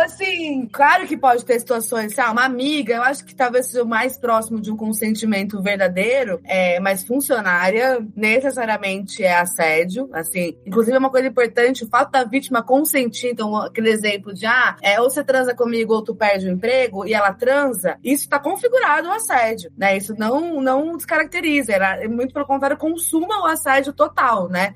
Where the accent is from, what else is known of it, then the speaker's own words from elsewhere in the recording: Campinas, São Paulo, Brazil; Eu sou de Campinas, né? Então eu estudei no colégio lá em Campinas